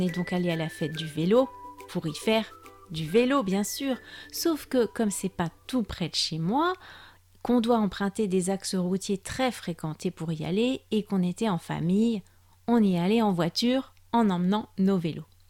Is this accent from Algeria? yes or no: no; France; also born or lived in Brittany; je suis française